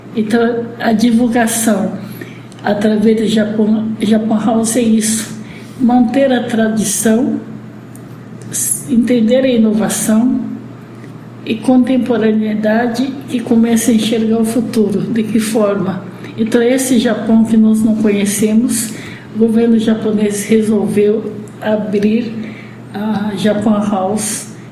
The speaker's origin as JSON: {"language": "Portuguese", "country": "Brazil", "said": "sou filho de japonês, sou brasileiro"}